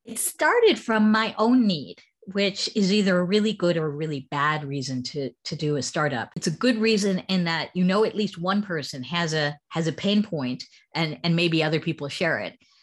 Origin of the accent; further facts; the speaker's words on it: United States; accent: American; moved away as an adult; also born or lived in United Kingdom; now in Shanghai, China; as you can hear from my accent, I'm originally American, but I've been living in China since 2005. And uh, before that, I had spent 12 years in the UK